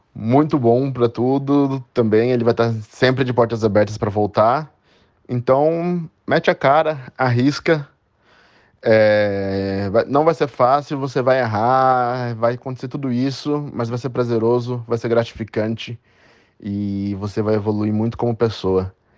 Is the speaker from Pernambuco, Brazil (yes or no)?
no; Itatiba, São Paulo, Brazil; moved away as an adult; now in London, United Kingdom; nascido, nascido e criado em Itatiba, São Paulo